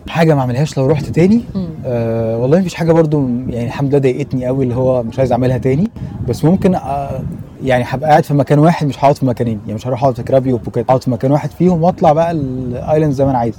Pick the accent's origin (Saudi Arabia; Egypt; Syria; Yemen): Egypt; واحنا كناس مصريين